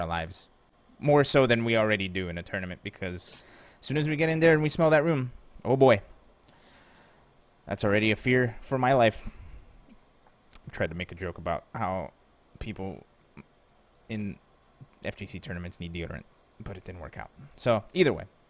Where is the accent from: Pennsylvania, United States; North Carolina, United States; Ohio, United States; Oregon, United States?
Pennsylvania, United States; I'm from Pennsylvania